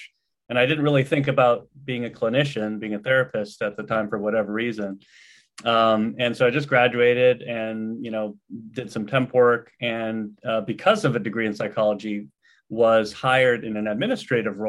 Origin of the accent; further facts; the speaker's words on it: Los Angeles, California, United States; also born or lived in East Coast; I grew up here in the Los Angeles area and was just returning home